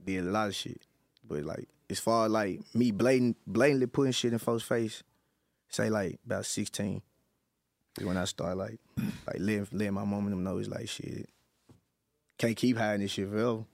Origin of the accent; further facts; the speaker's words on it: West Memphis, Arkansas, United States; I'm in West Memphis, Arkansas. I'm not from Memphis